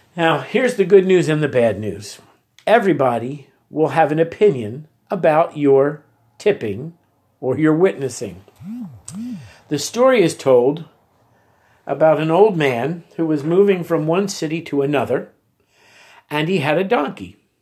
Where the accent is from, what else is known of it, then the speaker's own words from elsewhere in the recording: United States; accent: American; they could tell by my accent that I was American